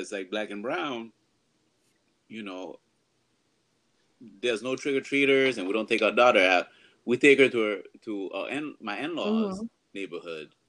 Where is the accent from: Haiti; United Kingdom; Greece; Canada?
Haiti; I'm from Haiti.